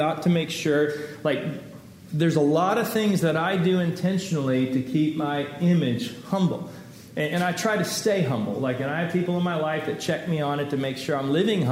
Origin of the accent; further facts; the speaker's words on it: Texas, United States; moved away; also born or lived in Los Angeles; I grew up in Texas